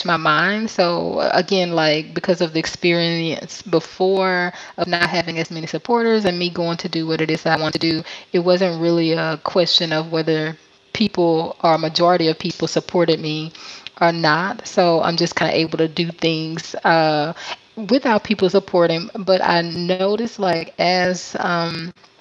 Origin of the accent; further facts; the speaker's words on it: Mobile, Alabama, United States; moved away as an adult; now in Da Nang, Vietnam; I am from Mobile, Alabama in the USA